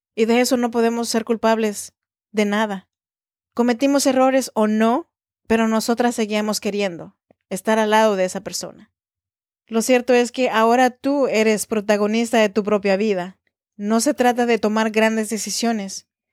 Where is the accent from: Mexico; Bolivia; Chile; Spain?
Mexico; Oaxaca; now in Sacramento, United States; soy oaxaqueña de corazón